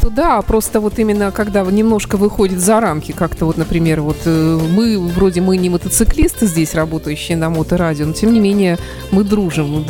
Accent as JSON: {"language": "Russian", "region": "Saint Petersburg", "country": "Russia", "said": "поскольку мы люди из Петербурга"}